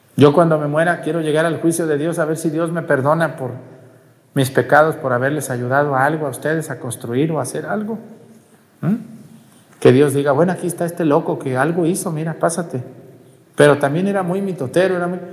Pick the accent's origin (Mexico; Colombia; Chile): Mexico; Todo mi pueblo hace paletas